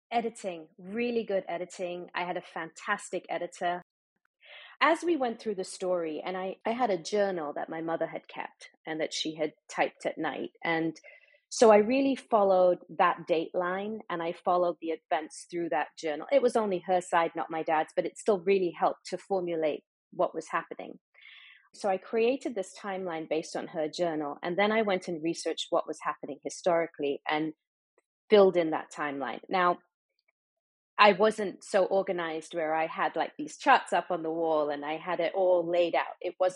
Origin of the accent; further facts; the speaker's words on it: Dubai, United Arab Emirates; I grew up in the Middle East. I grew up in Dubai, so I have that perspective.